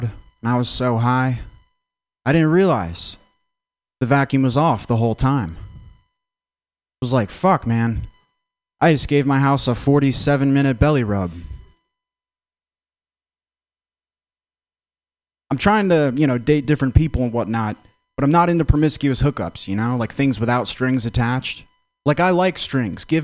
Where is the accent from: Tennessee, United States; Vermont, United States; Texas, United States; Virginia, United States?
Vermont, United States; I'm from Vermont.